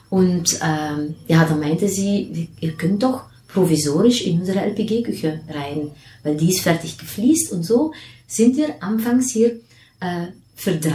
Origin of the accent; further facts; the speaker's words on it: Belgium; also born or lived in Nigeria; wenn man als Belgierin mit handgemachter Schokolade aufwächst, dann in Nigeria wohnt gar keine Schokolade kriegt